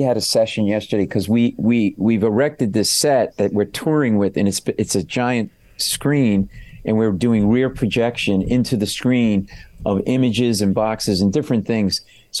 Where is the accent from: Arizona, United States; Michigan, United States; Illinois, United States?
Michigan, United States; I grew up in Michigan.